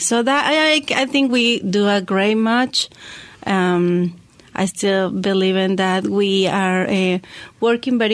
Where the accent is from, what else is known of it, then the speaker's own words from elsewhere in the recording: La Paz, Baja California Sur, Mexico; moved away as an adult; also born or lived in Mexico City; now in Hendersonville, United States; I was born in Mexico City, and I grew up in La Paz, very close to Los Cabos in Mexico. And I moved here in 2003.